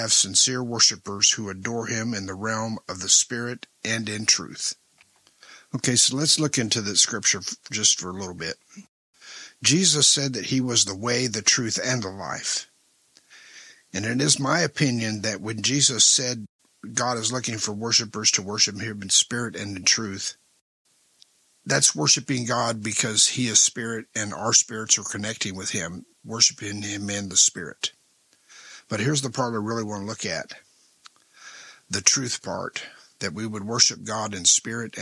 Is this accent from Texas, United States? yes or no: yes; El Paso, Texas, United States; when I was a kid growing up in El Paso, Texas